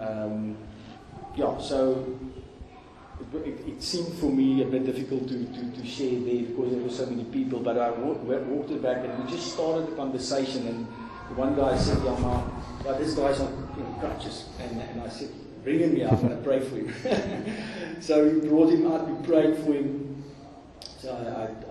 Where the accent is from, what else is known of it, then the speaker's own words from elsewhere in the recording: Gauteng, South Africa; I'm from Gauteng